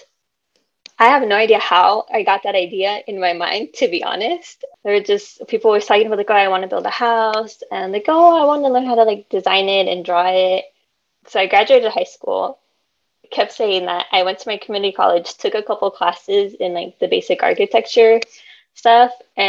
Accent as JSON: {"language": "English", "area": "San Francisco Bay Area", "region": "California", "country": "United States", "tie": "born or raised there", "said": "I grew up with my parents in San Francisco Bay Area. My parents came from Mexico"}